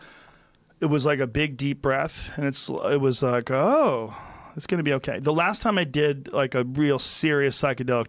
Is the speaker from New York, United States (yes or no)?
no; New Jersey, United States; I was born in New Jersey.